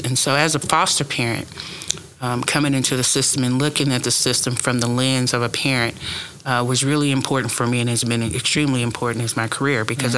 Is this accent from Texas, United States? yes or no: no; Tulsa, Oklahoma, United States; now in Okmulgee County, United States; born and raised in Tulsa